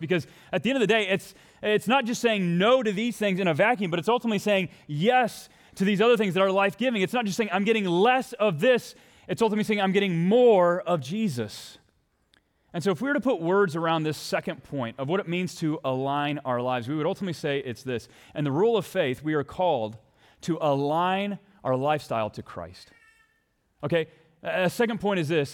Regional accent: Texas, United States; now in Minnesota, United States; my home country. I mean, my homeland, my home state

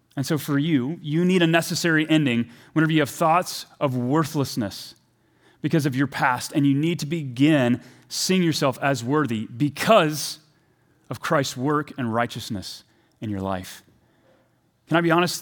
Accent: the South, United States; I'm from the South

